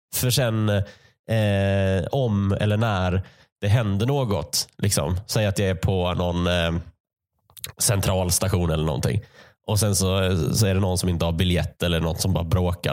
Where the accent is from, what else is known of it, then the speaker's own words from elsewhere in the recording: Malmö, Skåne, Sweden; moved away; Jag växte upp i Malmö